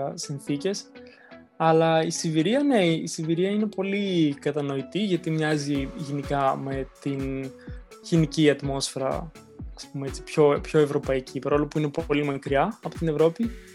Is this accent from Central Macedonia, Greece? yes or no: yes; Thessaloniki, Central Macedonia, Greece; moved away as an adult; now in Moscow, Russia; από Θεσσαλονίκη είμαι, ε, από ένα προάστιο της Θεσσαλονίκη στην ΕΡΕΔΕΣΤΟ. Μάλλον πιο πολλοί θα ξέρουν τη Θέρμη, εκεί κοντά είναι.